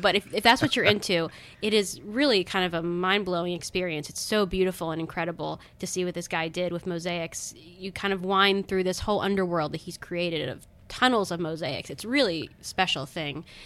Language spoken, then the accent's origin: English; Owings Mills, Maryland, United States; grew up in Baltimore, well, right outside of Baltimore in Baltimore County